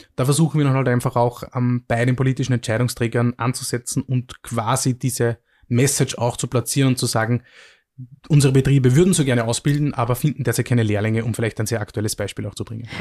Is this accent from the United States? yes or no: no; Mühlviertel, Upper Austria, Austria; moved away as an adult; also born or lived in Vienna; ich komme aus dem Müllviertel, einer sehr ländlich geprägten Region und habe dann in, in, Wien studiert